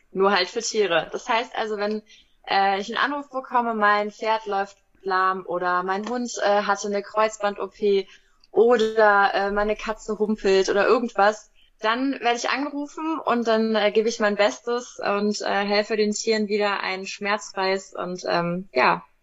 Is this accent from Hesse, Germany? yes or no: yes; Wiesbaden, Hesse, Germany; Und äh, ich komme aus Wiesbaden.